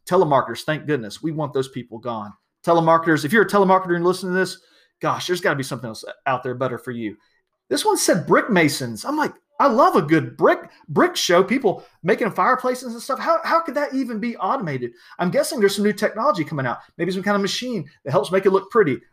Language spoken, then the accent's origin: English; South Georgia, United States; I'm from South Georgia. We didn't get a lot of snow